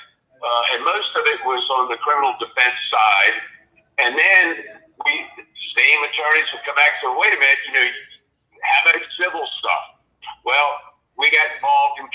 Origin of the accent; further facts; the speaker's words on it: Washington, District of Columbia, United States; I grew up in Washington, D.C.